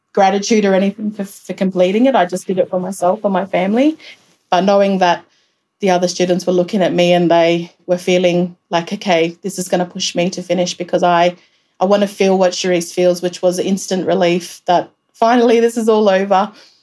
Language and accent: English; Alice Springs, Northern Territory, Australia; come back to Alice and work. That's what I wanted to do. I wanted to be based in my hometown